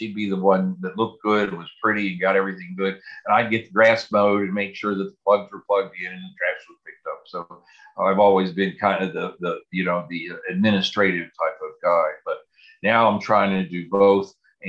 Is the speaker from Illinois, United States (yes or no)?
no; Pittsburgh, Pennsylvania, United States; moved away as an adult; also born or lived in West Virginia; now in Southwest Virginia, United States; I grew up in Pittsburgh, and my dad was a union electrician